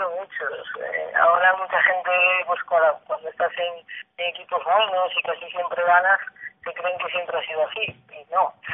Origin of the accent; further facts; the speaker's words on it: Galicia, Spain; moved away as an adult; also born or lived in Zaragoza / Barcelona / United States; now in Sweden; como buena gallega tengo mucha morriña.